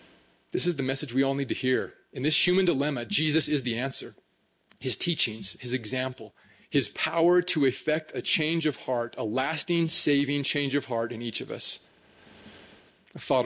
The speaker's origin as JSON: {"language": "English", "town": "Hooper", "region": "Utah", "country": "United States", "tie": "born or raised there", "said": "I grew up in Hooper"}